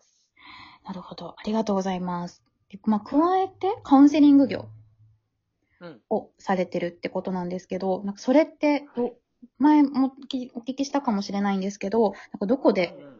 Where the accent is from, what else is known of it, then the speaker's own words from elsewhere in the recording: Osaka, Japan; 大阪じゃん、私も、出身